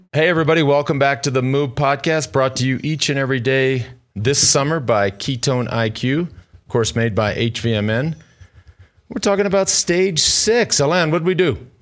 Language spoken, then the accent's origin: English; Austin, Texas, United States; my hometown of Austin, Texas